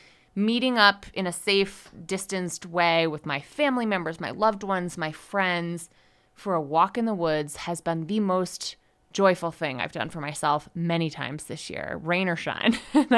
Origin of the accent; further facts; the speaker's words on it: Connecticut, United States; also born or lived in Rhode Island / Washington, D.C.; now in Denver, United States; I live in Denver, Colorado. And as someone who was a longtime East Coaster, I grew up in Connecticut, right near ESPN, and went to school in Rhode Island and lived in DC for a long time.